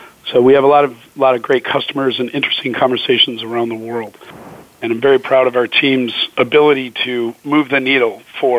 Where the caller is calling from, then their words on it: Scottsdale, Arizona, United States; Calling from sunny Scottsdale, Arizona.